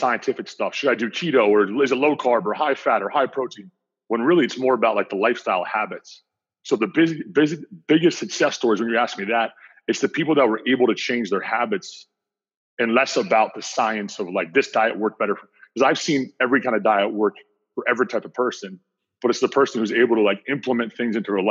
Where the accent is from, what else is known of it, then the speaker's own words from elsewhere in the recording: New Jersey, United States; also born or lived in Mount Pleasant, Michigan; I'm from New Jersey, but I spent 5 years in beautiful Mount Pleasant, Michigan.